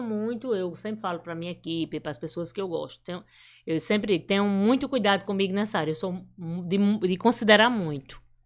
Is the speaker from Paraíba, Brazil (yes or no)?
yes; Brejo do Cruz, Paraíba, Brazil; born or raised there; moved away; also born or lived in Catolé do Rocha / São Paulo / São Luís